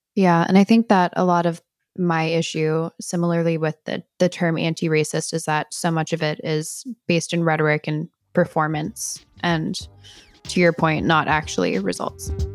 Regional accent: Millburn, New Jersey, United States; my hometown area

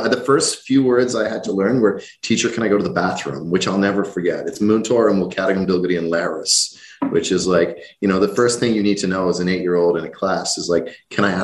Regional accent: Rathcoole, Leinster, Ireland; I grew up uh, outside uh, outside a small town outside Dublin called Rathcoole.

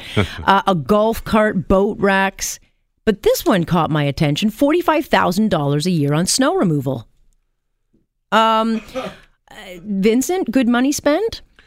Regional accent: Canada; I'm Canadian first

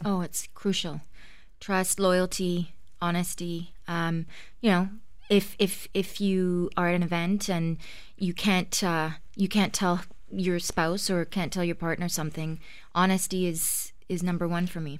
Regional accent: Ottawa, Ontario, Canada; moved away as an adult; now in Toronto, Canada; I grew up in Ottawa, uh, big fat Greek family

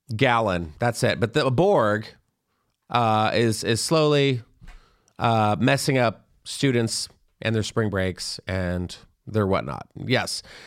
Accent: Texas, United States; I grew up in Texas

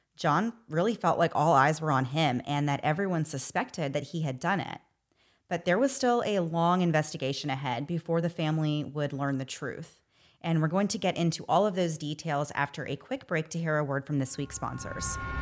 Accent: United States; As an American

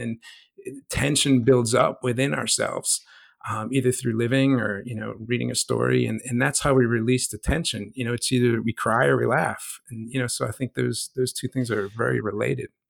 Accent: New Jersey, United States; also born or lived in Oaklyn, New Jersey; growing up in South Jersey in the, the late 70s and the 80s and early 90s

